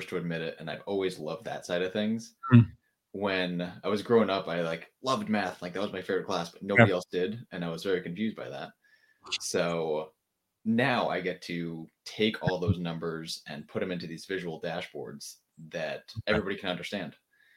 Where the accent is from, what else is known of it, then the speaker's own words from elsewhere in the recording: Connecticut, United States; now in Charlotte, United States; I'm from Connecticut, which is not exciting, but I moved down to Charlotte, North Carolina